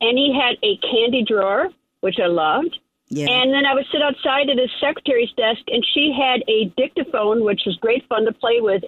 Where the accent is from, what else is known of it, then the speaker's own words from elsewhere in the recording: Appleton, Wisconsin, United States; moved away as an adult; I come from Appleton, Wisconsin